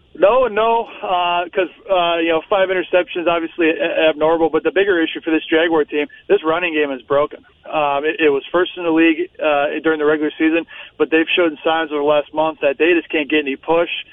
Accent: North Dakota, United States; moved away; I grew up in North Dakota

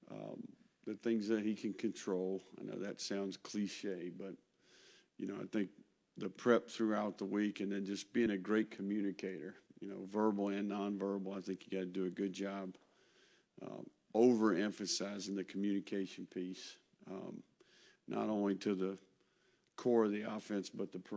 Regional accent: Tennessee, United States; born there; Yeah, I was born in Tennessee.

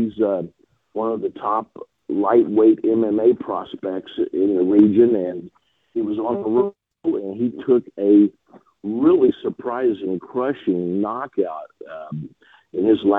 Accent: Tulsa, Oklahoma, United States; somebody that was born and raised in Tulsa, like myself.

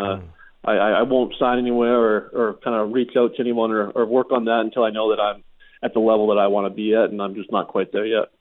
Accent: Regina, Saskatchewan, Canada; growing up in Regina, I'm a big Rider fan

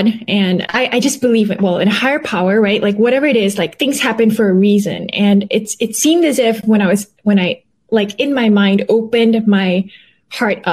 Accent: Malaysia; moved away as an adult; also born or lived in Canada / United States; I was born and raised in Malaysia

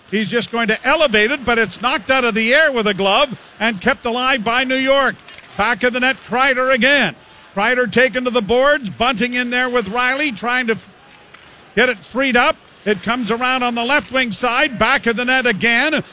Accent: Sudbury, Ontario, Canada; I grew up in Sudbury

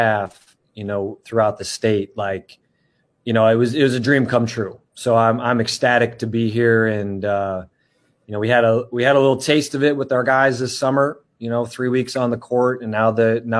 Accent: Wisconsin, United States; moved away as an adult; coming back to my home state of Wisconsin

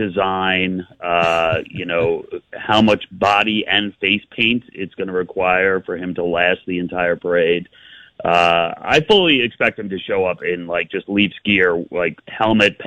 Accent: New York, United States; I grew up in New York. I still live in New York now.

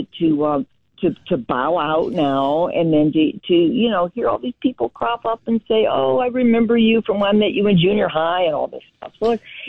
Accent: Moline, Illinois, United States; I grew up here

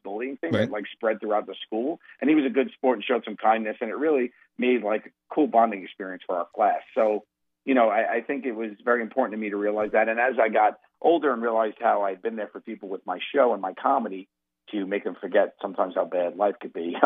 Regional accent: New York, United States; I'm from New York. I'm a New Yorker

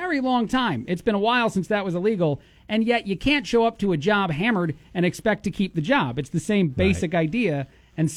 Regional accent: East Coast, United States; now in Bloomington, United States; I'm an Italian from the East Coast

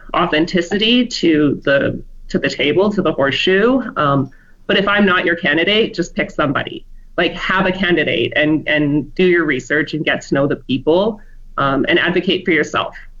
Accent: Medicine Hat, Alberta, Canada; now in Fort McMurray, Canada; I was born and raised in Alberta, but I spent the first 19 years of my life in Medicine Hat, and then I came to Fort McMurray when I was 20

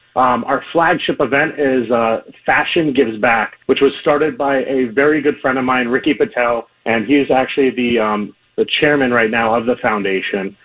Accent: Miami, Florida, United States; I grew up here in Miami and came back very soon after college

